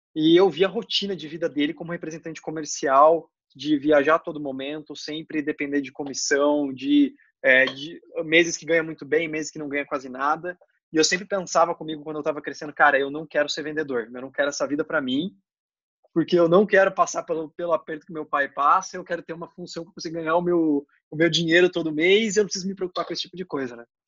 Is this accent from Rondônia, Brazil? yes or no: no; Joinville, Santa Catarina, Brazil; moved away as an adult; also born or lived in Londrina / São Paulo; eu nasci em Londrina, mas a minha família inteira é de São Paulo. Com 5 anos de, de, idade, eu me mudei para Joinville, que fiquei até os 20